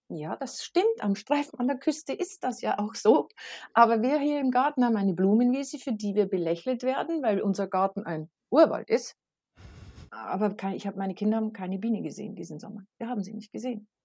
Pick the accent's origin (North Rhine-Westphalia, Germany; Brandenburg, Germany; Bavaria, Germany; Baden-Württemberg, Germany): Bavaria, Germany; Regensburg; moved away as an adult; now in North Jutland, Denmark; Also ich bin genau wie der Rest meiner ganzen Familie geboren in Regensburg in Bayern, in Süddeutschland